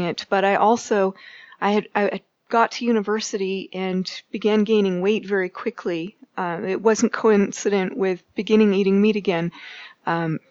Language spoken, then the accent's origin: English; Canada; moved away as an adult; now in Boulder, United States; As a Canadian